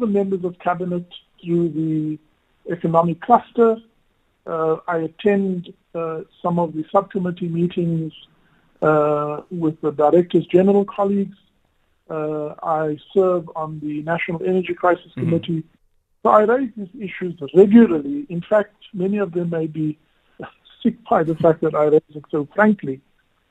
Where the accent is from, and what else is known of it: South Africa